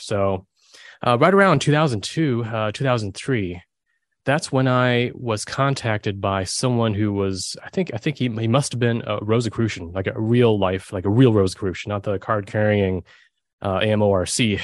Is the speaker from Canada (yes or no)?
no; Germany; I was born in Germany